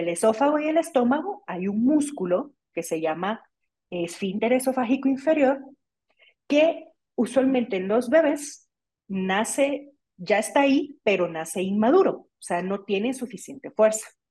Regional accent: Guatemala; aquí en mi país, en Guatemala

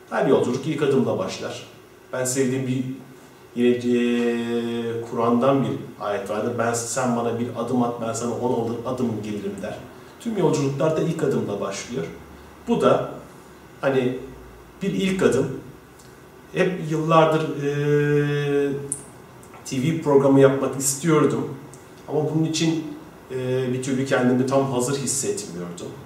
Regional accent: Mersin, Turkey; moved away as an adult; 18 Kasım 1976'da Mersin'de doğdum. Ee, Mersin Toros Lisesi'ni bitirdikten sonra Ankara Üniversitesi İletişim Fakültesi'ne 1994 yılında e, girdim.

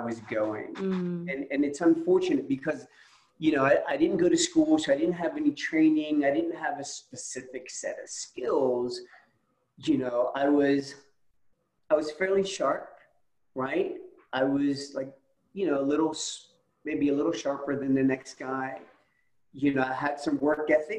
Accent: Camden, New Jersey, United States; moved away as an adult; now in Atlanta, United States; I was actually born and raised in Camden, New Jersey

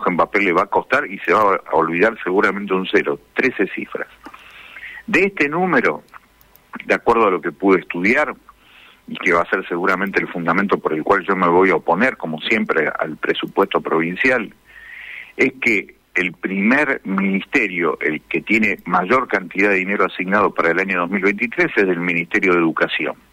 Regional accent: Las Toscas, Santa Fe, Argentina; en realidad en toda la provincia, vengo de las Toscas, en el norte de la provincia, está muy lastimada la realidad social.

